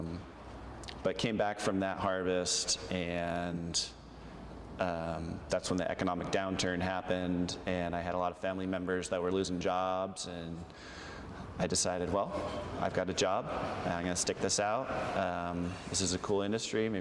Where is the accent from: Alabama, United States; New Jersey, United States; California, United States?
California, United States; Aptos; moved away as an adult; also born or lived in San Diego, California; now in Oregon, United States; I grew up in Santa Cruz, California, just south of there, a little town named Aptos